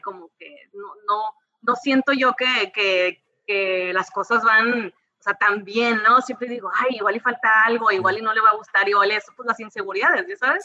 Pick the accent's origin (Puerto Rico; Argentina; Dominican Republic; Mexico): Mexico; Mazatlán, Sinaloa; moved away as an adult; now in San Diego, United States; crecí toda mi vida en Sinaloa